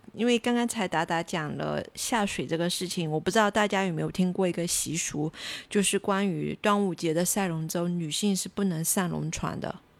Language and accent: Chinese; southern China, China; 作为一个南方人